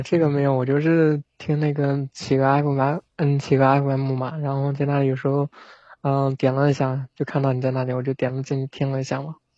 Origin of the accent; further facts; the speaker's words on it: Zhejiang, China; 我是浙江的